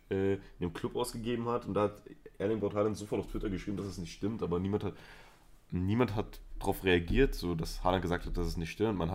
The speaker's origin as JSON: {"language": "German", "country": "Spain", "said": "Ich bin Spanier, ich bin für Spanien."}